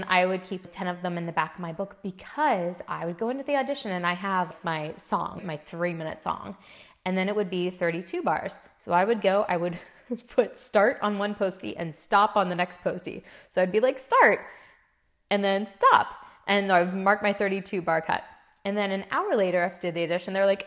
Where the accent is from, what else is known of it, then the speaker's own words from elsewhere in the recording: Midwest, United States; I'm from the Midwest